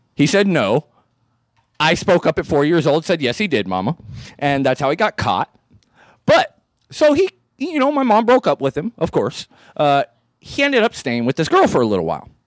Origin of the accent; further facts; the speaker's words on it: San Diego, California, United States; I'm from San Diego